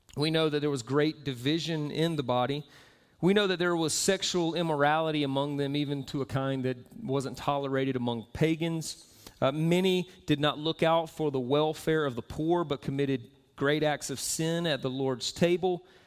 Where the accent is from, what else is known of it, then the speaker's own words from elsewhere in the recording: Southeast, United States; moved away as an adult; also born or lived in Florida; now in Utah, United States; I am from the southeast